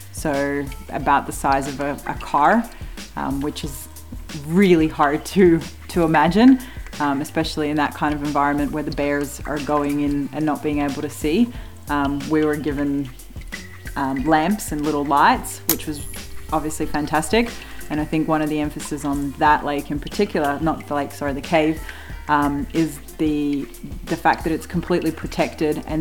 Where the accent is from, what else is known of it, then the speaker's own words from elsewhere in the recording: Slovenia; born there; also born or lived in New Zealand / Australia / Canada; from uh, born in Slovenia, from New Zealand, Australia, and Canada.